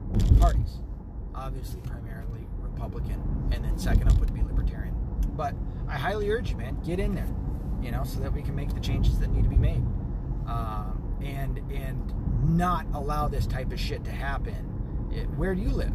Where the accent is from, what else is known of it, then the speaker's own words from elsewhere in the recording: the South, United States; now in near Detroit, United States; I'm a kid from the South